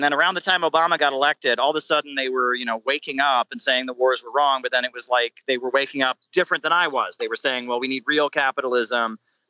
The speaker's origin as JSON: {"language": "English", "region": "Ohio", "country": "United States", "said": "I'm from Ohio. I'm from a small town. I've seen the effects of deindustrialization and driving down living standards."}